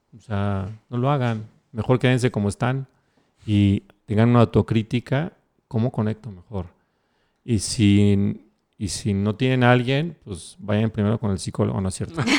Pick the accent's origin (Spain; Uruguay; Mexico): Mexico